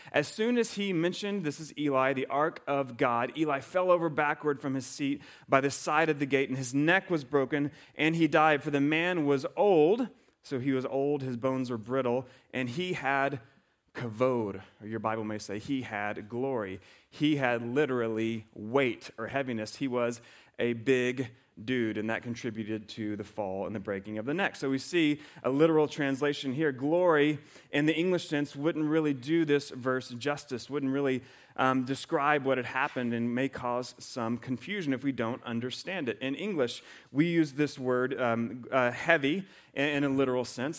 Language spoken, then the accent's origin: English; the South, United States; moved away; I grew up in the South